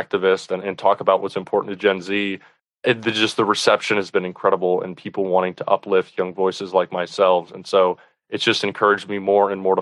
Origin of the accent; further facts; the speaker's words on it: Florida, United States; my home state of Florida